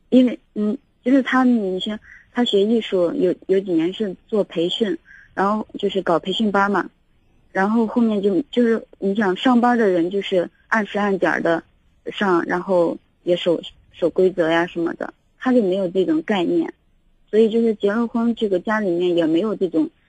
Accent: northern China, China; now in Xi'an, China; 他是南方人，我是北方人

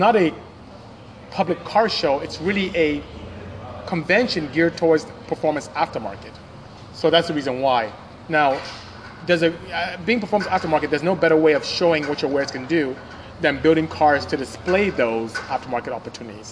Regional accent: Nigeria; I'm from Nigeria

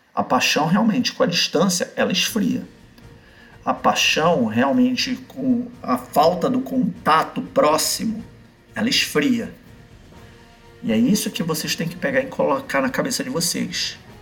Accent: Belém, Pará, Brazil; moved away as an adult; Quando eu vou em Belém, na minha cidade natal, eu visito eles

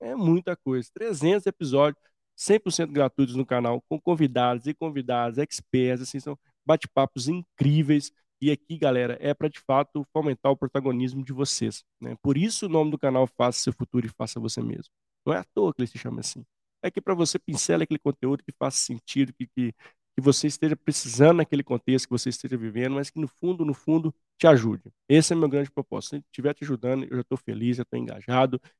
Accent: Minas Gerais, Brazil; Somos mineiros, né? Então dá um bom papo aqui.

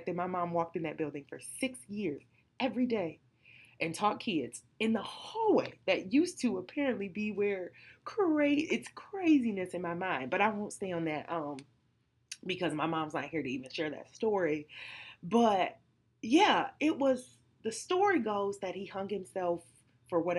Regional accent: Detroit, Michigan, United States; I'm from Detroit on the east side

